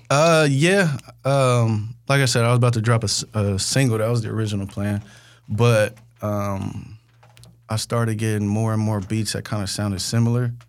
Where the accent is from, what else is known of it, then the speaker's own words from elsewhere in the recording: Bay Area, California, United States; I'm from the Bay. We call stuff functions